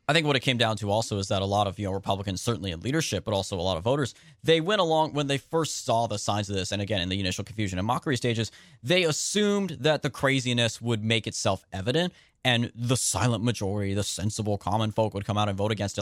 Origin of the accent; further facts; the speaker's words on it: Central California, United States; I'm from Central California